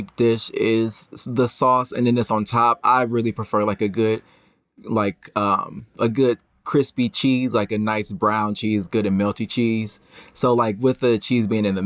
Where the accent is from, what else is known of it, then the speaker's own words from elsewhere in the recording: Cleveland, Ohio, United States; moved away as an adult; now in Chicago, United States; I'm from Cleveland